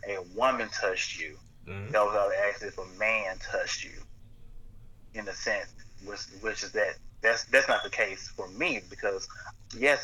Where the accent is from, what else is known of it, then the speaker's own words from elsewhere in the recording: Blytheville, Arkansas, United States; also born or lived in Osceola, Arkansas; now in Little Rock, United States; I was in Blythe from my fourth grade year